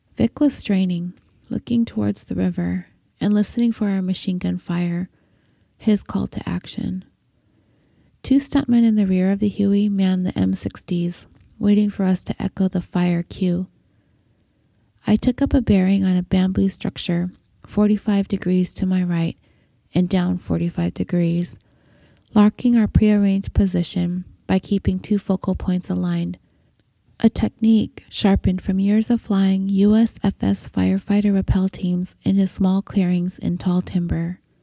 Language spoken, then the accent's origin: English; Cerritos, California, United States; my hometown of Cerritos, California